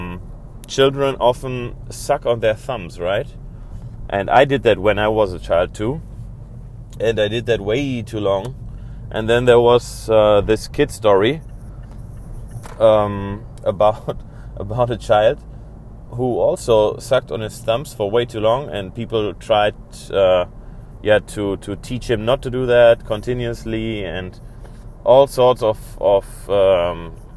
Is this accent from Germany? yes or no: yes; Germany; now I'm on my way driving to my family in my hometown. Exploiting the time without curfew in Germany